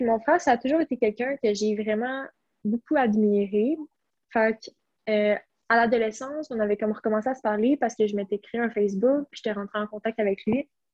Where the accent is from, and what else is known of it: Blainville, Quebec, Canada; born or raised there